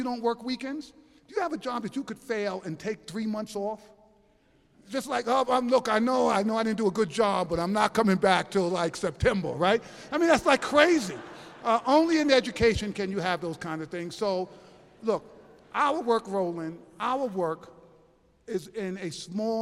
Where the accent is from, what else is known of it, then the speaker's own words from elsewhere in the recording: New York City, New York, United States; I'm from New York City